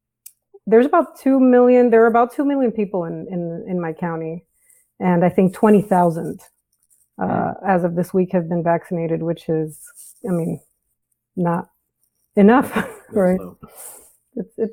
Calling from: San Antonio, Texas, United States; I'm calling from San Antonio, Texas. The Alamo City down here.

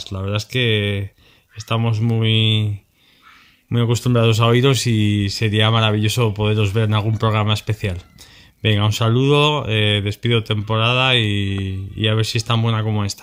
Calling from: Guadalajara, Castilla-La Mancha, Spain; Buenas chicos, soy … de Guadalajara.

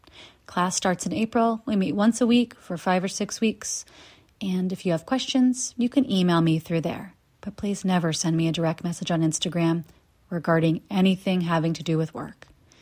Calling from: Tujunga, California, United States; I'm here from Tahunga, California, where, as you know, I found mo

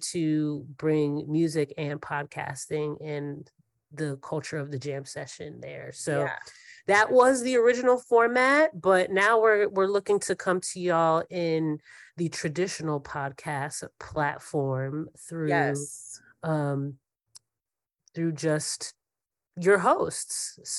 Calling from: Brooklyn, New York, United States; Yes, I'm beaming in from Brooklyn, New York.

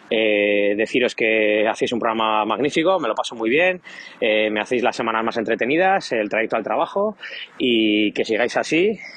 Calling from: Bilbao, Basque Country, Spain; desde Bilbao.

